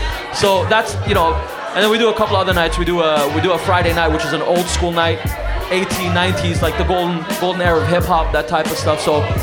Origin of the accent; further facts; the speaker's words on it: Sharjah, United Arab Emirates; also born or lived in Dubai; Well, I was born and raised in Dubai. I was actually born in Dubai, raised in Sharjah, which is an absolute suburb on the outskirts of Dubai.